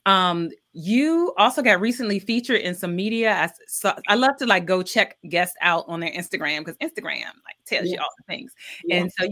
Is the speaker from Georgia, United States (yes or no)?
yes; Milledgeville, Georgia, United States; I'm from Georgia. I was born in Milledgeville, Georgia.